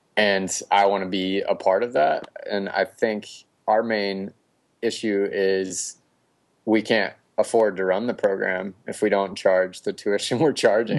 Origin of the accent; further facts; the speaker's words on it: North Carolina, United States; moved away as an adult; also born or lived in West Coast; considering a move back to North Carolina. This is my home state.